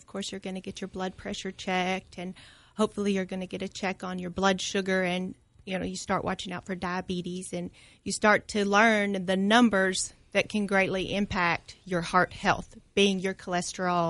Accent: Clarkson, Kentucky, United States; moved away as an adult; So I grew up here in Clarkson and then went to the University of Kentucky for my undergraduate degree

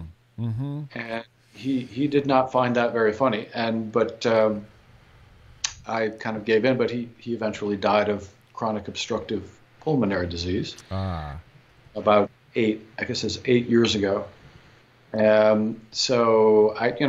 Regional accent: Michigan, United States; I grew up in Michigan.

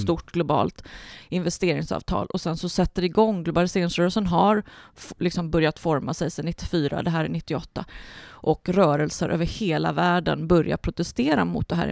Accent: Mark Municipality, Västra Götaland, Sweden; blev jag vald till nej till EU-ordförande i min hemkommun

